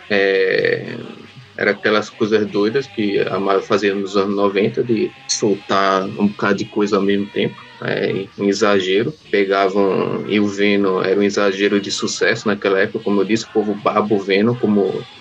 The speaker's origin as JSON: {"language": "Portuguese", "region": "Northeast Region", "country": "Brazil", "said": "mas eu, eu falo tu porque eu sou nordestino, nordestino fala tu."}